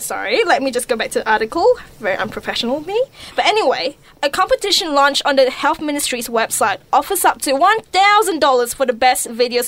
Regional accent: Malaysia; moved away; growing up in Malaysia, you know, for most of my secondary schooling

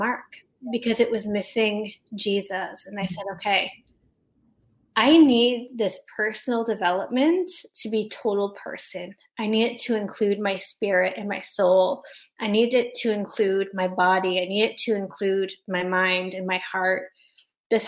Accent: Canada; I'm Canadian

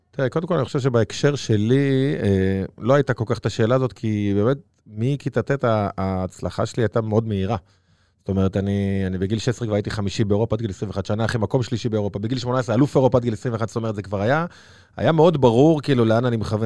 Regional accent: Bnei Brak, Tel Aviv District, Israel; גדלתי בפרדס כץ

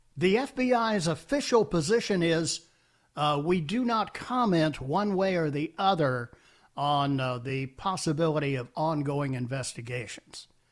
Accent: Washington, District of Columbia, United States; that sounds like my hometown

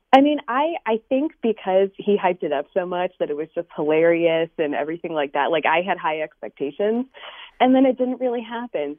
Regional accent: New York, United States; also born or lived in West Coast; I actually grew up in New York originally, moved to the West Coast for a while for work after college, and then came back to New York.

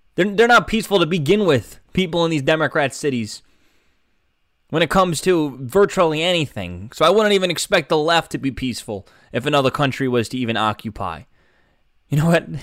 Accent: United States; being an American

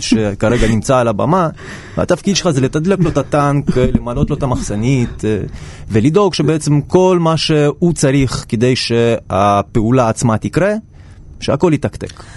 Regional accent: Saint Petersburg, Russia; now in Israel; גדלתי קצת באוניברסיטה קטנה כזאת ב- בעיר לנינגרד בתקופתו, שאימא שלי הייתה מלמדת שמה, ואני בתור ילד הייתי מתרוצץ

